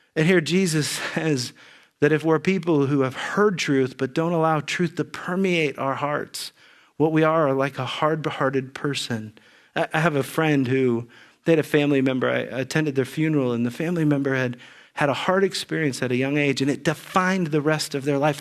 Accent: Xenia, Ohio, United States; moved away; also born or lived in California; I grew up in Ze, near Xenia, Ohio

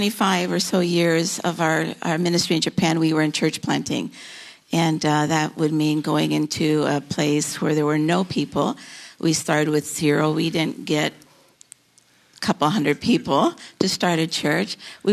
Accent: Philippines; now in United States; I grew up in the Philippines where my parents were missionaries, but we met in Bible college in South Carolina.

